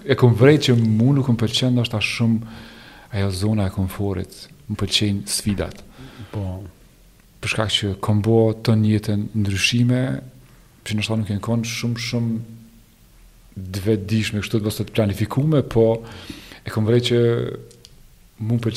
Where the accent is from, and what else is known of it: Kosovo; moved away as an adult; now in Germany